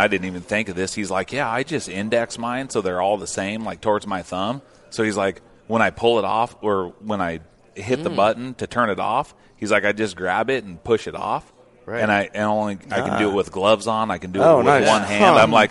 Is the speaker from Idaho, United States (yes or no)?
yes; Idaho, United States; I'm from Idaho. That's my home state.